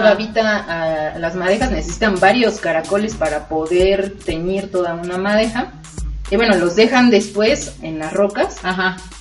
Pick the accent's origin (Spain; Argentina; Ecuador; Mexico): Mexico; Oaxaca; moved away; yo soy de Oaxaca